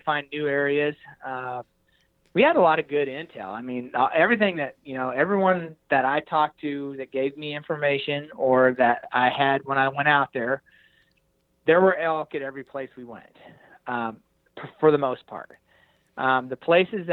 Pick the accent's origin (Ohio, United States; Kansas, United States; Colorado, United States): Kansas, United States; Hays; I'm a flatlander from Hays, Kansas